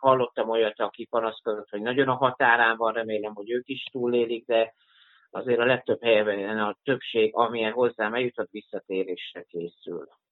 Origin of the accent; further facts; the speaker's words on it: Zalaegerszeg, Zala, Hungary; also born or lived in Vienna; tudatosan hazajöttem a második hullámra a szülővárosomba, Zalaegerszegre